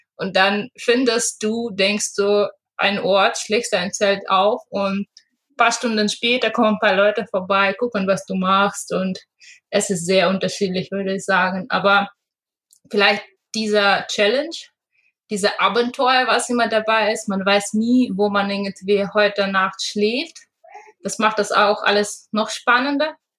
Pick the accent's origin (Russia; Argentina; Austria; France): Russia; moved away; also born or lived in Hamburg, Germany; Ich komme ursprünglich aus Russland